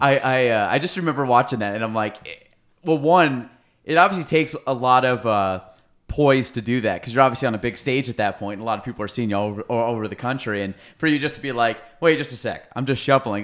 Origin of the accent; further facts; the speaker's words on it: Chazy, New York, United States; I'm from Chase A, so I went through Miner's Woods